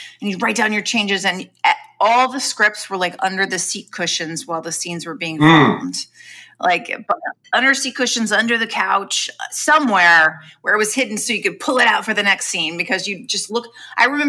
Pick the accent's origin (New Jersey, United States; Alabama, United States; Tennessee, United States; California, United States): California, United States; Long Beach; also born or lived in Los Angeles; I'm from Long Beach, California, which is a suburb of Los Angeles.